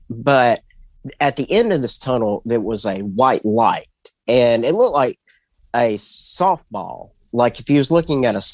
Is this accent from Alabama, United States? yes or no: yes; Mobile, Alabama, United States; I'm from Mobile, Alabama